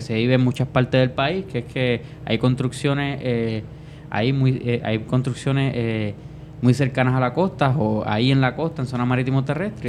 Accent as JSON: {"language": "Spanish", "country": "Puerto Rico"}